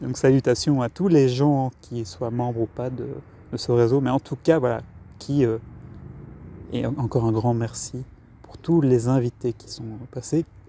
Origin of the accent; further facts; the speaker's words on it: Brussels, Brussels-Capital Region, Belgium; je suis de Bruxelles